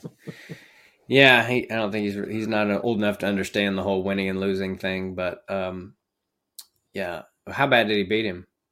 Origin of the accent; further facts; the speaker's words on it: Kansas, United States; I'm from Kansas